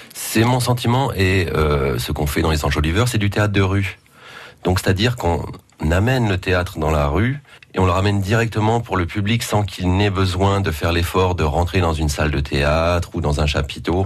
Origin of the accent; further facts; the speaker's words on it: north of France, France; moved away; also born or lived in Belgium; je viens du nord de la France et j'ai fait l'école de cirque en Belgique.